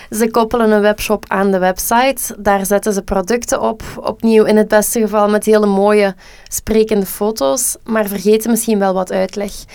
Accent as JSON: {"language": "Dutch", "region": "Flanders", "country": "Belgium", "said": "wij als Vlamingen"}